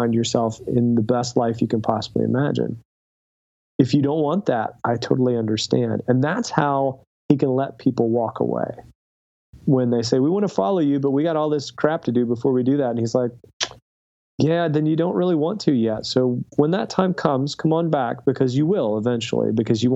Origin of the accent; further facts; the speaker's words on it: Southern West Virginia, United States; I grew up in Southern West Virginia.